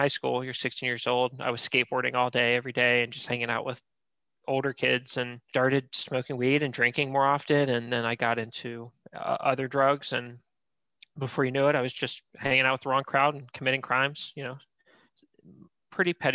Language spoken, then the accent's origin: English; Florida, United States; now in Columbus, United States; I grew up in Florida.